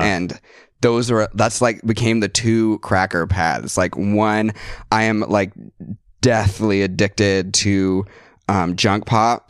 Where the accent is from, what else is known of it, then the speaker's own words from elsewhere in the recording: Seattle, Washington, United States; moved away as an adult; now in New York, United States; I grew up in Seattle.